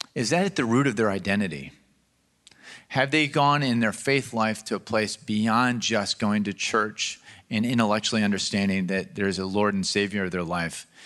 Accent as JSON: {"language": "English", "town": "Baltimore", "region": "Maryland", "country": "United States", "tie": "born or raised there", "said": "I grew up in Baltimore, Maryland."}